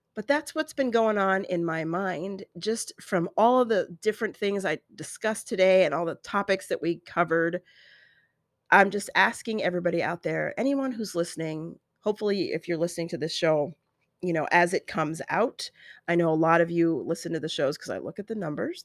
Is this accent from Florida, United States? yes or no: no; Colorado, United States; now in desert valley, United States; growing up in Colorado